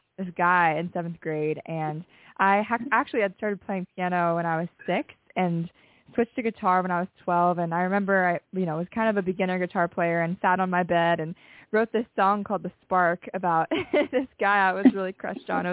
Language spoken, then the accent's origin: English; Cincinnati, Ohio, United States; now in Nashville, United States; I'm originally from Cincinnati, Ohio, born and raised